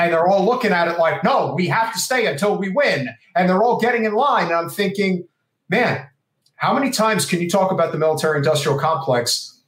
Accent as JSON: {"language": "English", "region": "New Jersey", "country": "United States", "tie": "born or raised there", "also_born_or_lived": "Brooklyn, New York", "said": "Well, I was born in Brooklyn and raised in New Jersey."}